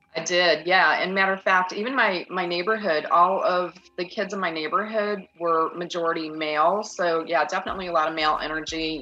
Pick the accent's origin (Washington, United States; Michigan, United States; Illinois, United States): Michigan, United States; Union; moved away as an adult; also born or lived in Indiana / Texas / New Mexico; I grew up in Union, Michigan, a very tiny, tiny little town